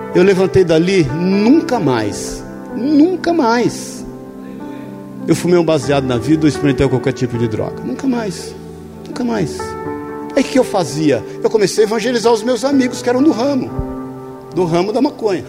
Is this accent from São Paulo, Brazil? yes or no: yes; São Paulo, Brazil; ali no bairro do Limão, onde eu nasci, na Vila Santa Maria